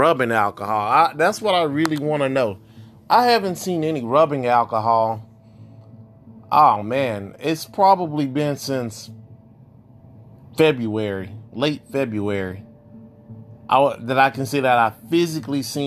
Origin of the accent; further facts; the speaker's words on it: Texas, United States; my home state of Texas